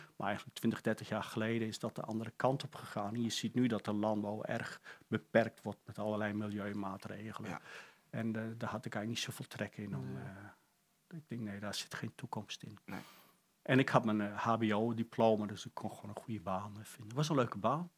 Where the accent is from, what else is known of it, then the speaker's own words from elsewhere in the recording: Friesland, Netherlands; accent: light Frisian accent; moved away; ben geboren in een dorpje in Friesland.